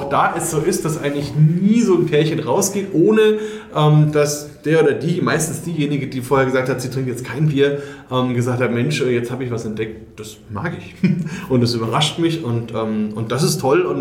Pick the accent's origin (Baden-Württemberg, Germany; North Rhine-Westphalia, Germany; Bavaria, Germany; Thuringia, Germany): Bavaria, Germany; da bin ich als Franke wieder voll dabei.